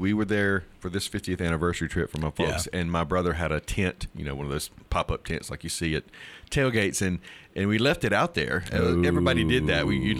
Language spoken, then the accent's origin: English; Starkville, Mississippi, United States; born or raised there